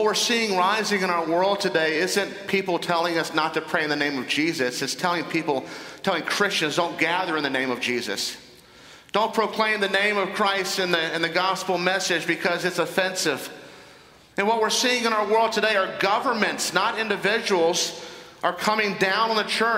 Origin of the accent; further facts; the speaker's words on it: Northern Virginia, United States; I was involved in a civic organization in my hometown in Northern Virginia